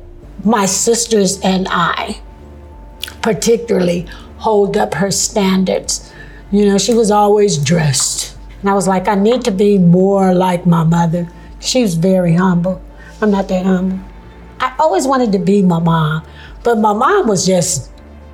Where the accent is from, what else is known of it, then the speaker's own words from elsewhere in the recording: Sacramento, California, United States; also born or lived in Alexandria, Louisiana; I moved to California when I was two, particularly Sacramento, California. So I went to school in Sacramento.